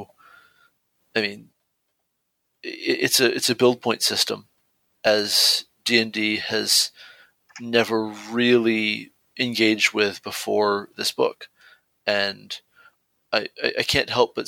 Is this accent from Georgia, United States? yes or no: yes; near Stone Mountain, Georgia, United States; practically my hometown, not quite but nearly, Stone Mountain, Georgia